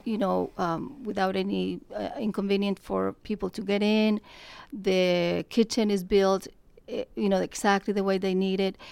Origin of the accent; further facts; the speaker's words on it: Colombia; moved away; I am from Colombia, South America. I have been here thirty-seven years